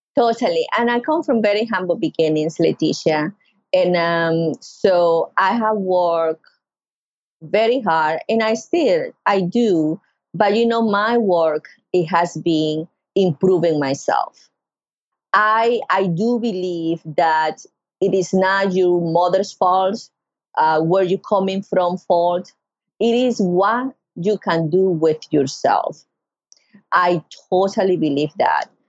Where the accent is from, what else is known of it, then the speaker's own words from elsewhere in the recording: Carúpano, Sucre, Venezuela; now in North Carolina, United States; I grew up in Venezuela in Sucre State yo soy de Carúpano, yo soy de la costa, I am from the coast.